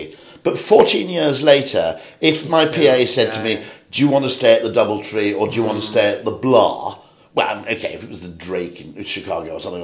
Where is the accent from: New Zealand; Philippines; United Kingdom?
United Kingdom; I'm a Brit